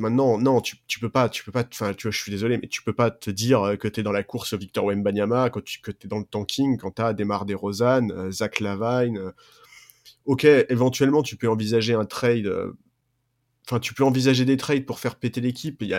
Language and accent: French; France; en tant que Français